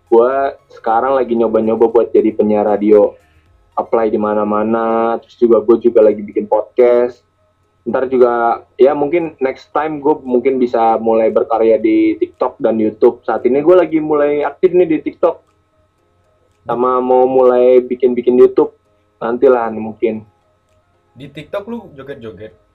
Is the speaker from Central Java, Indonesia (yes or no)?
no; Bandung, West Java, Indonesia; Gue dari Bandung gitu sih orangnya ramah banget.